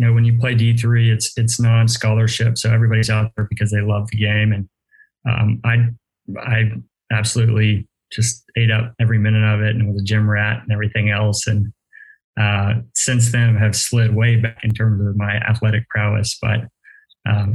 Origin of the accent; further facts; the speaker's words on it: Austin, Texas, United States; also born or lived in Virginia / Washington, D.C. / Baltimore; I grew up in West Austin